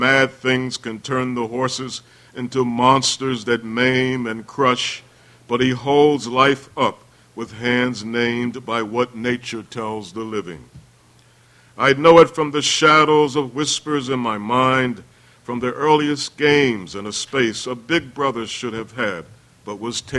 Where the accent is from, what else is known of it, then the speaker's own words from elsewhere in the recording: Baltimore, Maryland, United States; I'm from the East Side